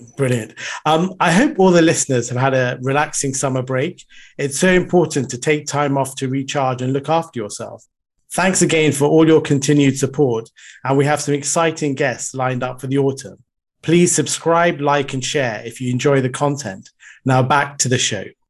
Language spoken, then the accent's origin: English; United Kingdom; also born or lived in Sri Lanka; moved to the U K, um, when I was very young.